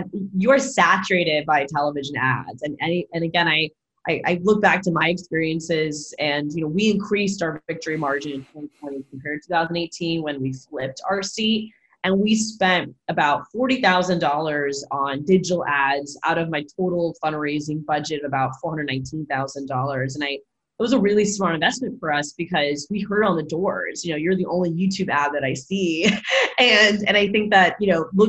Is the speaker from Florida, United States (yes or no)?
yes; Florida, United States; It's my home state